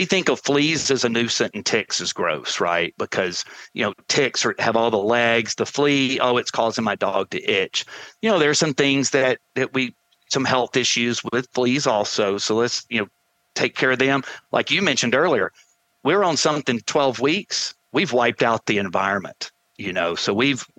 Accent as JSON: {"language": "English", "region": "the South", "country": "United States", "tie": "born or raised there", "said": "growing up in the South around gun dogs"}